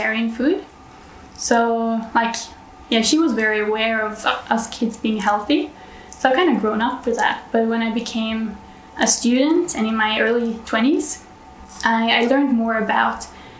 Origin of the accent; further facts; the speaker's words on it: Norway; I'm from Norway